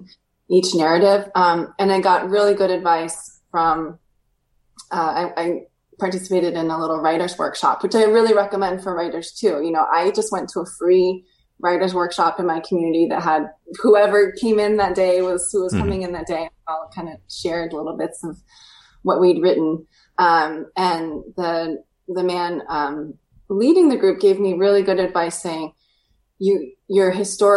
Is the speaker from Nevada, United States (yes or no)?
no; Alaska, United States; I grew up in Alaska where, you know, there's nothing too old there.